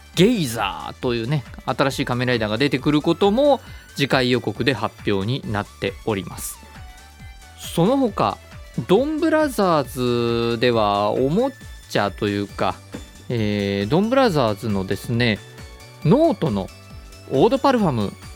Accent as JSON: {"language": "Japanese", "region": "Miyazaki", "country": "Japan", "tie": "born or raised there", "moved": "yes", "said": "宮崎県私のふるさと"}